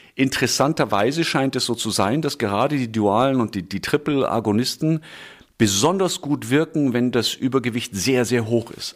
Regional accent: Munich, Bavaria, Germany; moved away as an adult; also born or lived in United States; ich gebürtiger Münchner bzw. Schwabinger bin, hier aufgewachsen

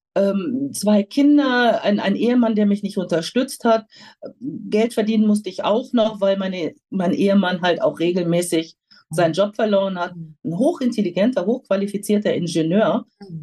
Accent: North Rhine-Westphalia, Germany; moved away as an adult; now in Rüthen, Germany; ich selber komme vom Niederrhein, auch mit Migrationshintergrund. Ah. Mein Vater ist Nordfriese, meine Mutter ist Kroatin, ah. aufgewachsen am Niederrhein.

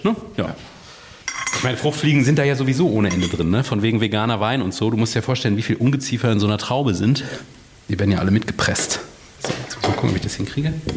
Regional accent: Freiburg, Baden-Württemberg, Germany; Ich bin in Freiburg aufgewachsen

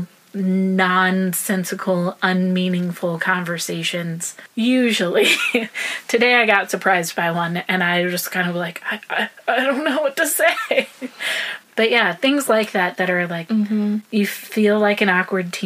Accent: the South, United States; also born or lived in Iraq; now in Nashville, United States; I am from the South

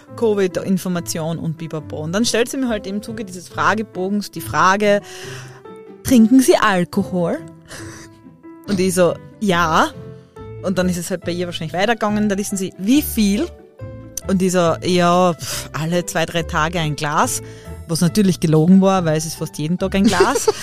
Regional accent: Styria, Austria; ich komme halt aus der Weingegend

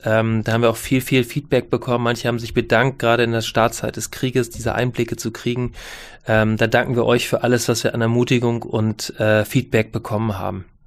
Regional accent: Northern Germany, Germany; als Norddeutscher

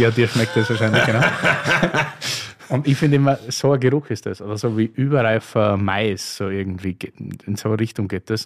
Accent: Styria, Austria; aus meiner Heimat, nicht? Steiermark

